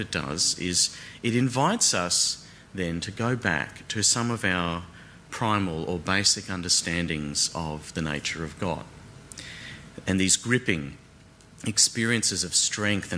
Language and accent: English; Brisbane, Queensland, Australia; moved away as an adult; now in Melbourne, Australia; one thing I do miss, though, about growing up in Brisbane is the tropical thunderstorms